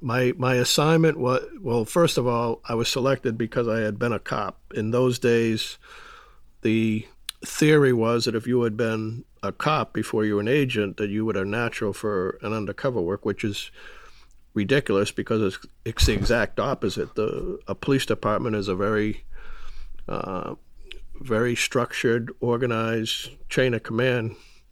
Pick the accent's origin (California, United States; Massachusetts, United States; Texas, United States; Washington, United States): Massachusetts, United States; I grew up outside of Boston. I come from a, believe it or not, a large Irish Catholic family.